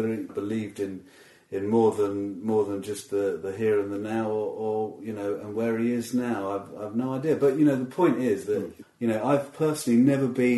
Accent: Watford, East of England, United Kingdom; I grew up around Watford area

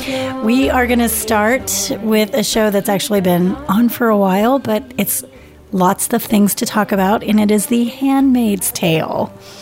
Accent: Kansas, United States; I was still in high school, so I also did not see that because I was brought up in Kansas, God-fearing town.

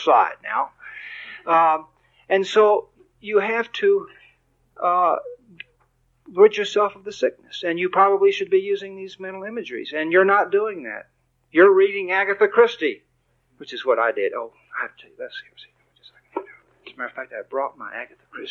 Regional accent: Texas, United States; also born or lived in Michigan; I'm from Texas

